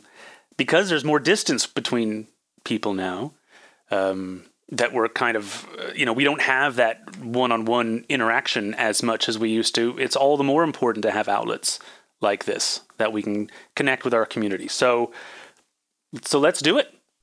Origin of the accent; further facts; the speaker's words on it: California, United States; I mean, it's more diverse than the town I grew up in Northern California and a lot of other places.